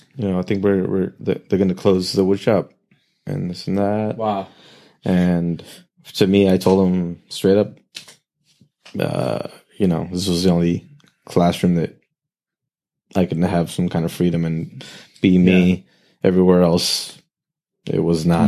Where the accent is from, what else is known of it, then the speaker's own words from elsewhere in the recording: Oxnard, California, United States; Oxnard, born and raised Ventura yeah, Ventura County